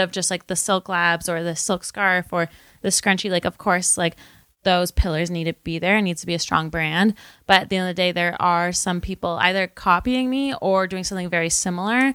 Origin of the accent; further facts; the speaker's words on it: Windsor, Ontario, Canada; moved away as an adult; now in Toronto, Canada; I am from Windsor originally, and I moved to Toronto to go to Ryerson University